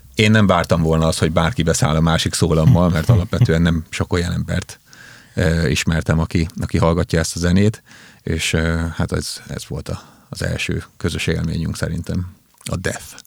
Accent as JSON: {"language": "Hungarian", "town": "Békéscsaba", "region": "Békés", "country": "Hungary", "tie": "born or raised there", "moved": "yes", "said": "Én Békés Csabai születésű vagyok"}